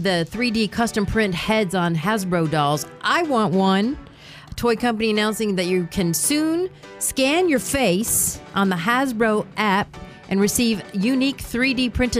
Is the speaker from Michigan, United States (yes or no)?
yes; Oakland County, Michigan, United States; now in South Florida, United States; Sunrise Lake in Oakland County, my hometown.